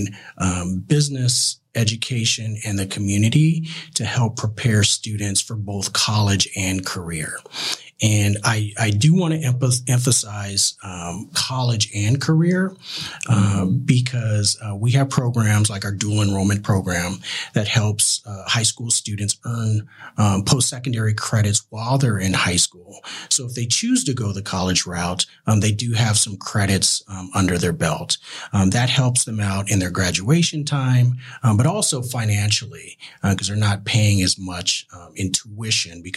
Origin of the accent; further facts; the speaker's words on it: Tucson, Arizona, United States; also born or lived in California; now in Phoenix, United States; Growing up in Tucson, a little smaller town than Phoenix, but very close knit. A very family oriented community that I grew up in.